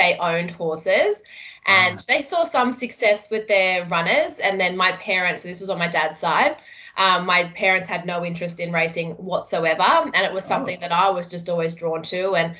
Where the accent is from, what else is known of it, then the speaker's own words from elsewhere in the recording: Michigan, United States; born there; So I was born in America.